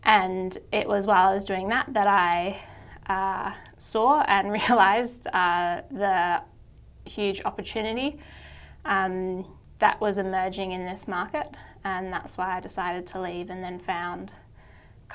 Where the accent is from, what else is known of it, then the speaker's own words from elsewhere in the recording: Sydney, New South Wales, Australia; also born or lived in Wellington, New Zealand; I grew up in Sydney and went to school here, and then I went back to New Zealand for university where my family's from